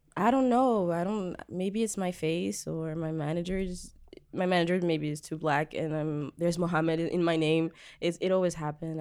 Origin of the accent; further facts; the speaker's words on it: Djibouti; moved away as an adult; also born or lived in France; now in Montreal, Canada; I moved to Djibouti, East Africa, where I was raised and where I'm from too